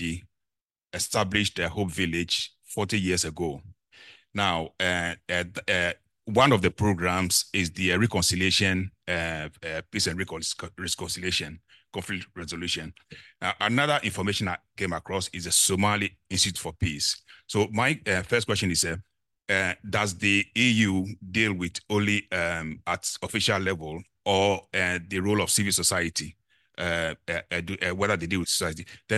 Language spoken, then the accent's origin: English; Ghana; I'm from Ghana in West Africa.